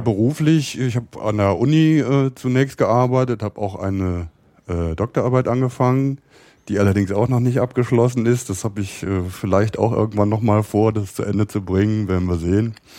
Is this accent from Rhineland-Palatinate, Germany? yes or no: yes; near Koblenz, Rhineland-Palatinate, Germany; moved away as an adult; also born or lived in Cologne; now in Berlin, Germany; ich bin äh, geboren im Rheinland in der Nähe von Koblenz